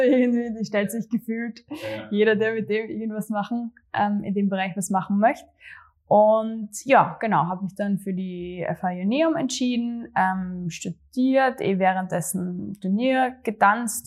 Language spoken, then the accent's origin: German; Gössendorf, Styria, Austria; also born or lived in Graz; ich komme tatsächlich aus äh, Gössendorf, Graz Umgebung, aber es ist echt genau an der Stadtgrenze. Also für mich, mhm. ich bin Grazerin, eindeutig. Ähm, und ja, bin eh äh, zur Schule gegangen ähm, in Graz